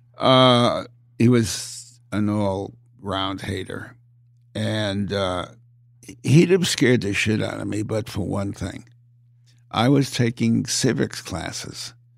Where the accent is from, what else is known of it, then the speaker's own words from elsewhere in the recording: United States; I'm an American